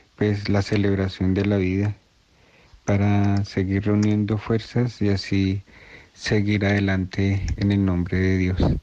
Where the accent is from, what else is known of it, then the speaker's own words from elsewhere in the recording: Colombia; estamos eh, viviendo como pueblo colombiano